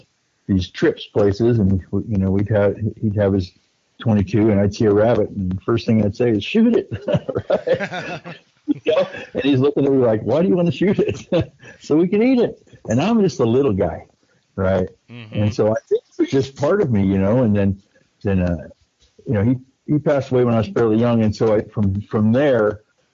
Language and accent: English; Northern California, United States; I was raised in Northern California